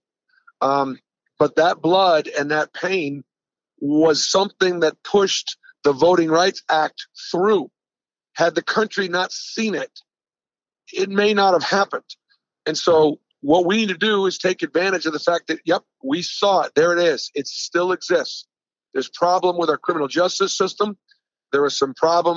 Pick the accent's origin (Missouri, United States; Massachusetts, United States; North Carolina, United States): Massachusetts, United States; Boston; I was born in 1960 in Boston